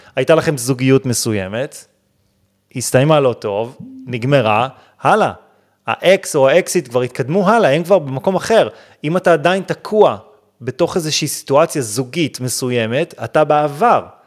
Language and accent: Hebrew; Israel; אנחנו ישראלים